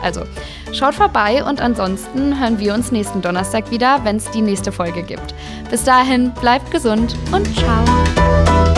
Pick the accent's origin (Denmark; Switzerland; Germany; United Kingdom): Germany; Ruhr area, North Rhine-Westphalia; Also ich komme gebürtig aus dem Ruhrgebiet